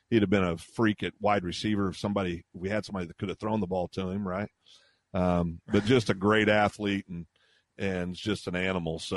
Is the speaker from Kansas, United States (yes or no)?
yes; Kansas, United States; now in Guthrie, United States; when I was a kid growing up in Kansas